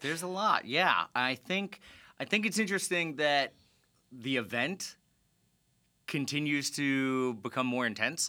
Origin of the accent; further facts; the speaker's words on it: South Florida, United States; Fran and I are both P O Fs, people of Florida, meaning we were born and raised in Florida, South Florida specifically